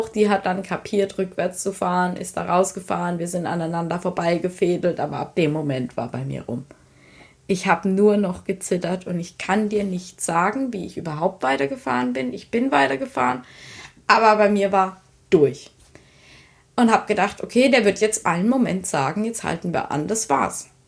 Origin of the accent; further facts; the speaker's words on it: Rhineland-Palatinate, Germany; accent: Palatinate German; ich rede hier jetzt hier Pfälzer Dialekt